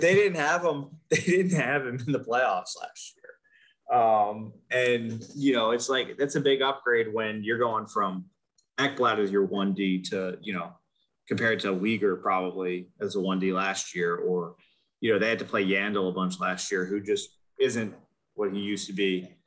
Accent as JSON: {"language": "English", "country": "United States", "said": "we're American"}